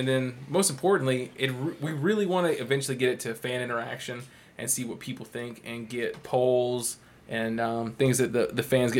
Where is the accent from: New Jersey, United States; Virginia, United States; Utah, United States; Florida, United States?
Florida, United States; Polk County; now in Tampa, United States; Because I'm from Polk County